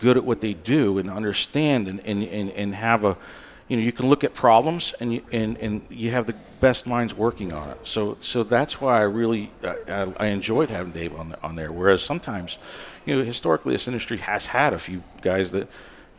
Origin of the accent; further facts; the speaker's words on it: Orlando, Florida, United States; also born or lived in Chicago; I'm from Orlando, and it's the second largest city for trade shows after Las Vegas